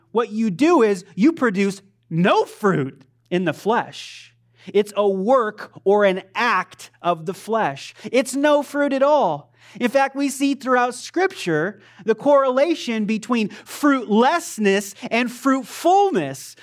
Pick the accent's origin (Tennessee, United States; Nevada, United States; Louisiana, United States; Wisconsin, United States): Nevada, United States; Pahrump; I grew up in Pahrump.